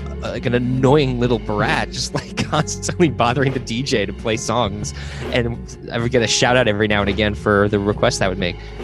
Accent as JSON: {"language": "English", "town": "Woodstock", "region": "New York", "country": "United States", "tie": "born or raised there", "said": "growing up in Woodstock, New York."}